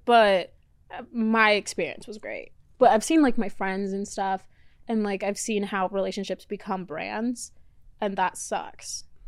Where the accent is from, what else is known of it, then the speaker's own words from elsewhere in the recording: Florida, United States; also born or lived in Mexico; now in Los Angeles, United States; I was born in Mexico, and then grew up in Florida. Then I came here.